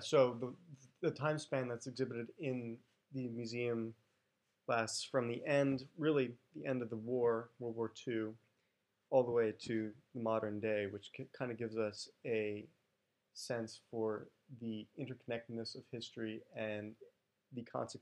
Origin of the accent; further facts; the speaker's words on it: Hastings-on-Hudson, New York, United States; I come from Hastings-on-Hudson, New York